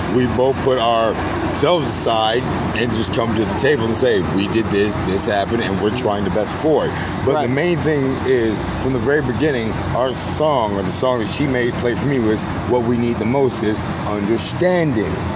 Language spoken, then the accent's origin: English; Virginia Beach, Virginia, United States; moved away; i was born in Virginia Beach, Virginia. Tri- okay. Uh, went to Indian River High School.